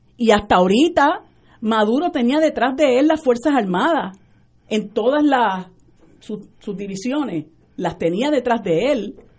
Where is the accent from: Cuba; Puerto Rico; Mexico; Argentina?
Puerto Rico; Vega Alta; yo, como soy de, de Vega Alta